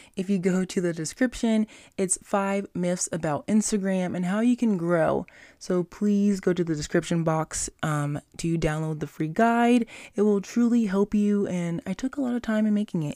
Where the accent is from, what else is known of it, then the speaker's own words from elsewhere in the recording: Las Vegas, Nevada, United States; my hometown, Las Vegas, Nevada